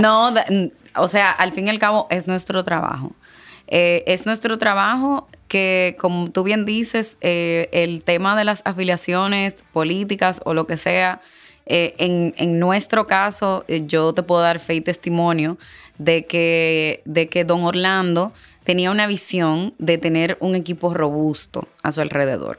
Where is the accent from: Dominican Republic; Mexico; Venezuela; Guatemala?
Dominican Republic; soy dominicana